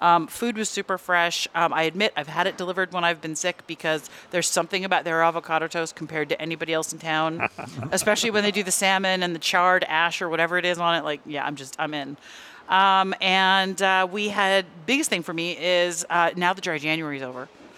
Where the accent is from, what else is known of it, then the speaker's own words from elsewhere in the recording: Bay Area, California, United States; moved away; also born or lived in Los Angeles; I'm from the Bay Area. I have lived in Los Angeles